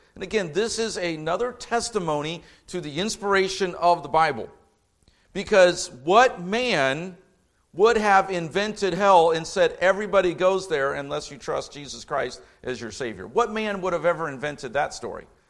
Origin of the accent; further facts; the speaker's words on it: Indianapolis, Indiana, United States; now in Lafayette, United States; I grew up in Indianapolis, not Chicago